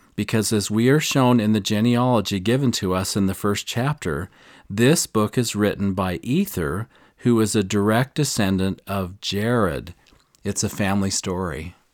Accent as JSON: {"language": "English", "area": "near Nauvoo", "region": "Illinois", "country": "United States", "tie": "born or raised there", "said": "I grew up near Nauvoo."}